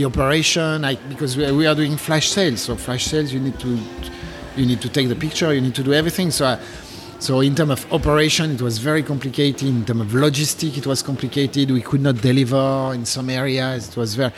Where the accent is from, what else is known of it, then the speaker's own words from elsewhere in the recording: France; accent: French; English is a second language; now in Japan; I'm French, in case you didn't notice with my accent.